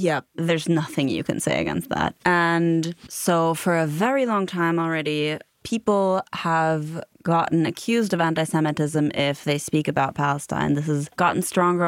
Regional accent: Germany; growing up in Germany, I, I grew up in sort of a mid-sized town

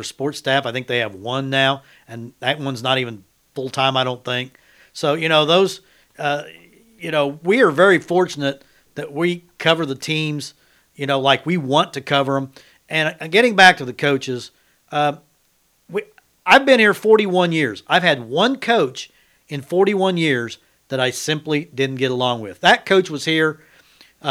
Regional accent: Independence, Kansas, United States; now in McPherson, United States; when I grew up in Independence

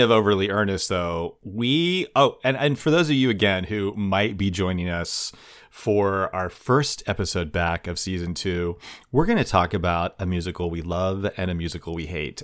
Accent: Kansas, United States; that was my home state

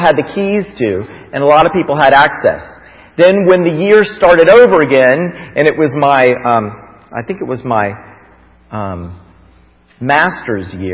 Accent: Florida, United States; I grew up in Florida

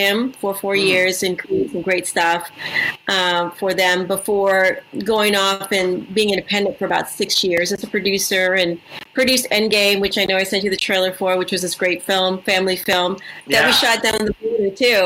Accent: Edinburg, Texas, United States; moved away as an adult; now in Los Angeles, United States; So I'm Mexican-American. I grew up in a small town in South Texas called Edinburgh.

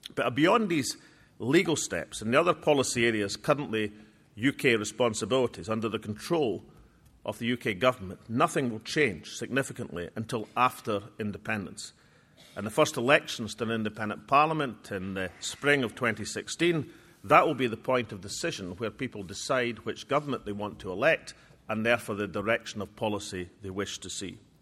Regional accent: Scotland, United Kingdom

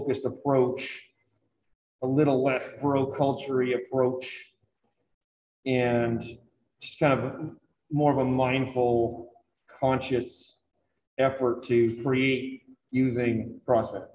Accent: Harpswell, Maine, United States; I grew up in Hapswell, where we had our own lighthouse

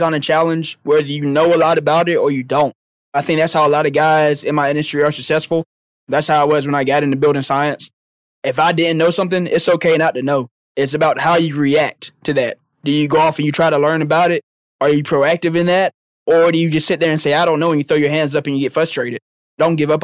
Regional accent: Dothan, Alabama, United States; I'm from Dothan, Alabama

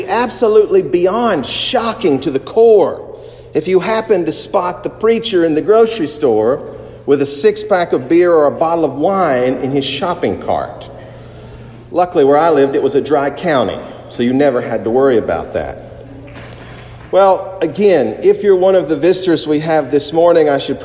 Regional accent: Eastern Kentucky, United States; I was raised in Baptist and Pentecostal churches in Eastern Kentucky

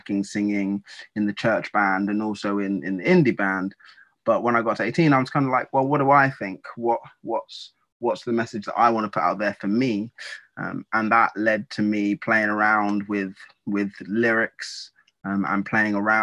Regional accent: Essex, East of England, United Kingdom; I was born and raised in a part of the UK called Essex.

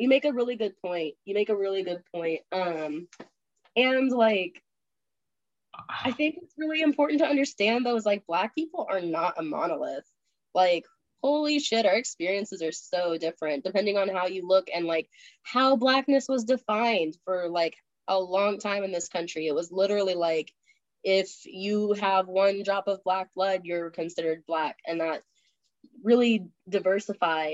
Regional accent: Oklahoma, United States; even though I grew up in Oklahoma, I honestly think that I had a pretty multicultural experience

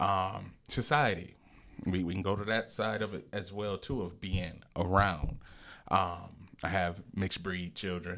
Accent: Lansing, Michigan, United States; I'm from the Lansing area

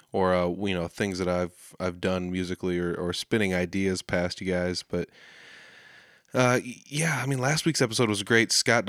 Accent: Humboldt, Saskatchewan, Canada; The Rockin' Picnic happens every year, Labor Day weekend in Humboldt. It's my hometown, it's where I'm from.

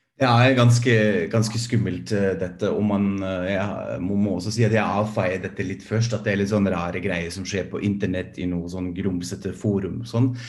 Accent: Germany; now in Norway; jeg er fra Tyskland

